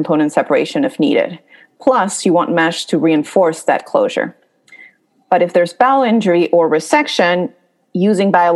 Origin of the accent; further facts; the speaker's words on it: Peru; also born or lived in New York, United States; now in Atlanta, United States; So I am originally from Peru, and I did general surgery at NYU in New York